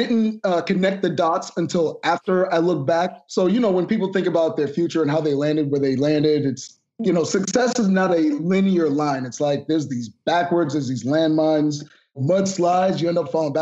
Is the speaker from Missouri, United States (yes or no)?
no; Boston, Massachusetts, United States; also born or lived in Miami, Florida / Haitian household (ancestry); shortly after I was born, my parents moved to Boston.